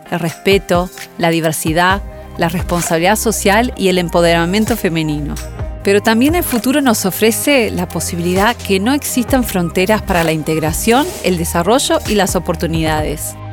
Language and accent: Spanish; Brazil; now in Uruguay; Soy brasileña, hija de madre y padre uruguayos. Hace ya muchos años me mudé a Uruguay.